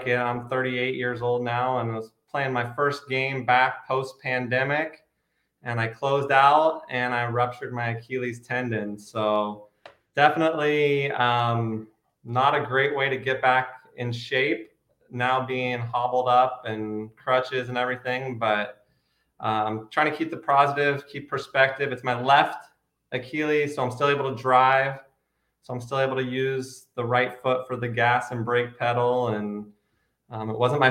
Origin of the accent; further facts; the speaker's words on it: Grants Pass, Oregon, United States; also born or lived in Portland, Oregon; I grew up in Southern Oregon. I went to Grants Pass High School